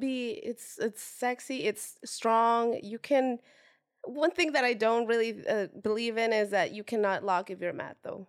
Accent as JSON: {"language": "English", "region": "Puebla", "country": "Mexico", "tie": "born or raised there", "moved": "yes", "lives_now": "Los Angeles, United States", "said": "I am from Mexico originally, born and raised from, uh, now it's not so small, it's been growing, but it is s, it is a small town called Puebla"}